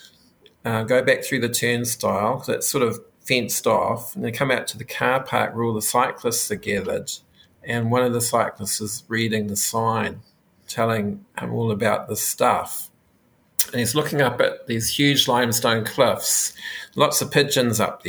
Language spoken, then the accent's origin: English; New Zealand; being a Māori person.